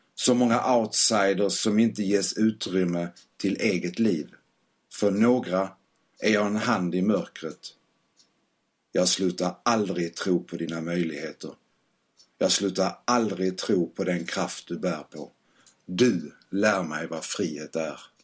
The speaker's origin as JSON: {"language": "Swedish", "town": "Malmö", "region": "Skåne", "country": "Sweden", "accent": "skorrande", "moved": "yes", "lives_now": "Gothenburg, Sweden", "said": "Är ursprungligen från Malmö som säkert hörs på min smått skorrande dialekt"}